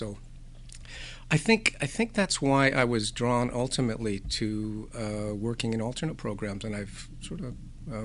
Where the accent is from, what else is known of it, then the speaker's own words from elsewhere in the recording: Nanaimo, British Columbia, Canada; also born or lived in Duncan, British Columbia; I was born in Duncan, but moved here to Nanaimo when I was 10 years old